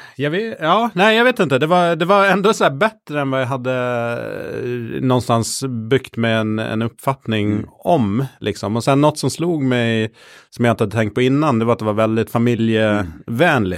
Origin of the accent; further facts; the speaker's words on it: Gotland, Sweden; Jag är uppvuxen på Gotland